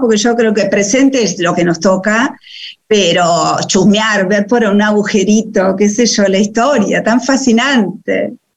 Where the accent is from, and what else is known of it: Buenos Aires, Argentina; born or raised there